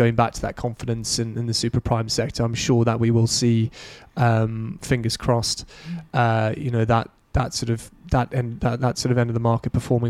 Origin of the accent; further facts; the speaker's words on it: United Kingdom; a lot of the clients that I deal with day-to-day are based back home in the UK.